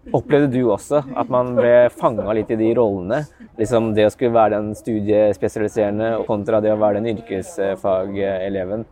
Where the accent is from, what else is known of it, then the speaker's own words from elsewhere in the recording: Askim, Østfold, Norway; Jeg er fra Askim